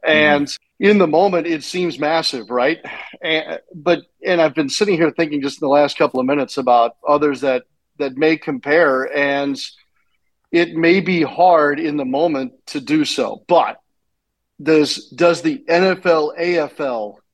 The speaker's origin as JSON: {"language": "English", "town": "St. Louis", "region": "Missouri", "country": "United States", "tie": "born or raised there", "said": "growing up in St. Louis"}